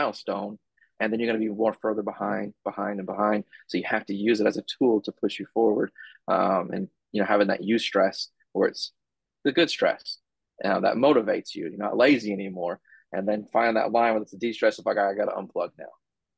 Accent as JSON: {"language": "English", "town": "San Diego", "region": "California", "country": "United States", "moved": "yes", "lives_now": "Georgia, United States", "said": "I'm from San Diego"}